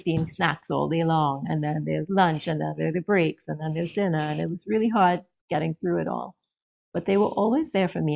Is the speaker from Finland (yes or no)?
no; Trinidad & Tobago; moved away as an adult; now in Maryland, United States; I'm originally from Trinidad in the Caribbean. And I was married and I now live in the US in Maryland.